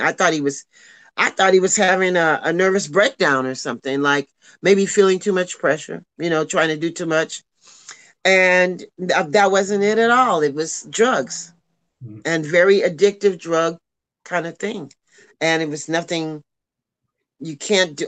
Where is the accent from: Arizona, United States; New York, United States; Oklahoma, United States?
Oklahoma, United States; Tulsa; a girl from Tulsa, Oklahoma who never went anywhere.